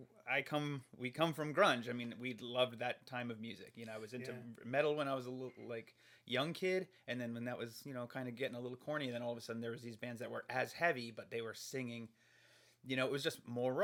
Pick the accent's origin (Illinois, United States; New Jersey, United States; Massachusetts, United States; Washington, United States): New Jersey, United States; moved away; I'm from New Jersey